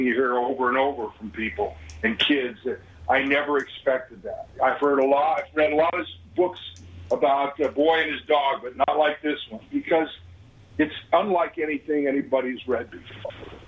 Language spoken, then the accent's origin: English; Denver, Colorado, United States; born or raised there